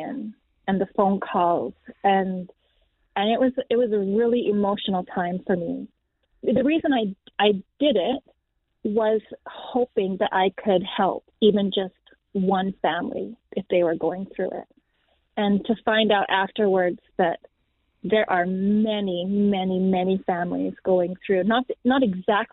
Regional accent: Canada; We are from Canada.

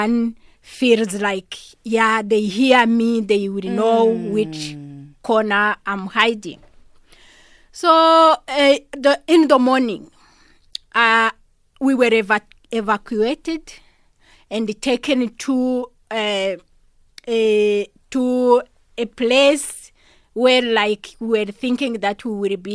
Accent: Rwanda; now in South Africa; originally from Rwanda. And I came here to South Africa as a refugee in 1998.

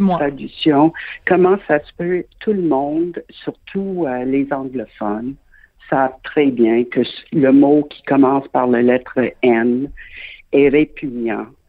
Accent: Quebec, Canada; je suis québécoise de naissance

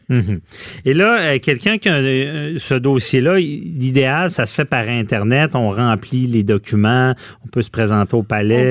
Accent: Quebec City, Quebec, Canada; je suis de Québec

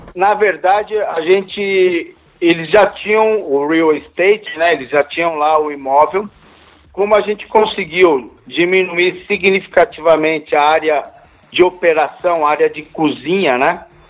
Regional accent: Brazil; Eu sou brasileiro, tudo que minha família tem, que eu tenho, eu conquistei aqui.

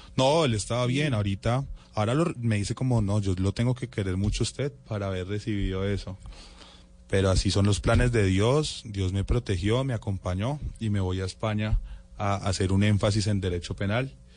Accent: Bogotá, Colombia; mis papás son guajiros, mi hermano y yo sí somos rolitos

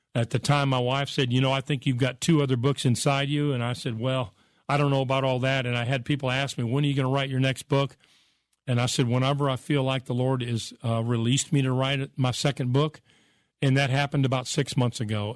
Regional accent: United States; I grew up in America.

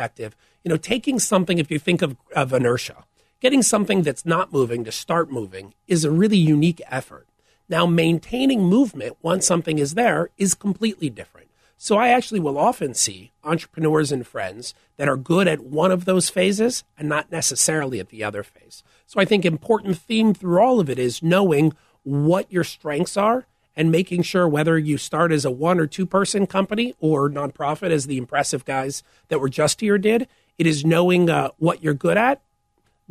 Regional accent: St. Louis, Missouri, United States; moved away as an adult; also born or lived in former Soviet Union; now in Chicago, United States; I grew up in St. Louis

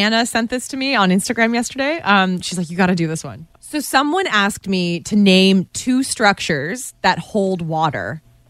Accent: Guelph, Ontario, Canada; moved away; I'm a 519, which is the original OG area code for Guelph, Ontario, which is where I was born and raised. And I refuse to change it. I've lived all over the place from radio, job to job to job.

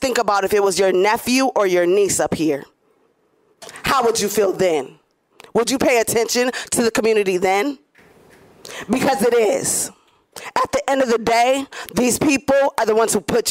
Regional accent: Grand Rapids, Michigan, United States; I grew up in Grand Rapids

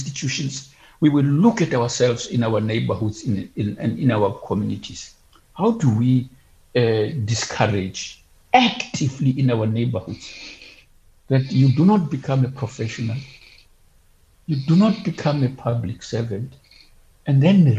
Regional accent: Bloemfontein, Free State, South Africa; I come from Bloemfontein.

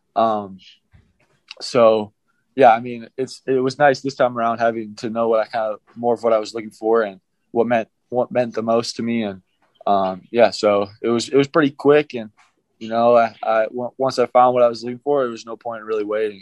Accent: Midwest, United States; moved away as an adult; now in Utah, United States; I'm from the Midwest

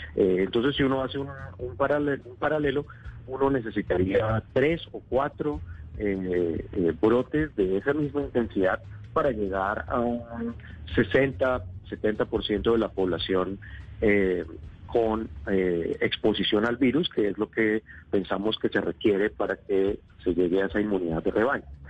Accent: Bogotá, Bogotá Capital District, Colombia; moved away as an adult; also born or lived in Cúcuta; now in Atlanta, United States; Yo nací en Cúcuta, ah, pero estudié la mayor parte del tiempo en Bogotá

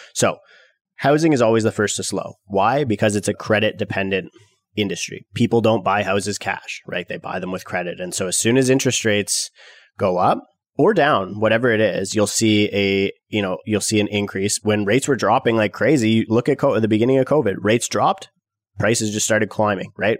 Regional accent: Canada; millennial Canadian real estate investors

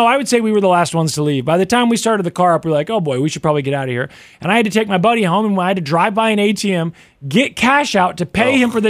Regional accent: Kansas City, Missouri, United States; I'm from Kansas City.

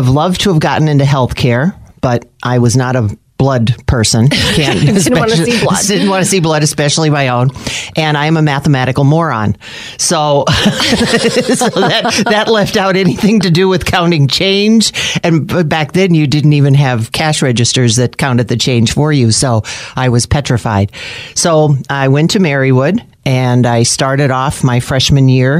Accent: Scranton, Pennsylvania, United States; I grew up in Manuka

